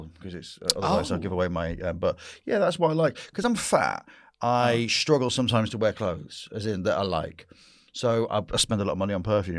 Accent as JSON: {"language": "English", "region": "the north of England", "country": "United Kingdom", "said": "Northern. That's what this Saxon is."}